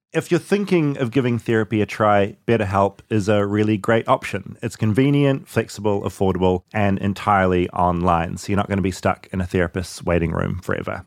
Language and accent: English; New Zealand; I'm from New Zealand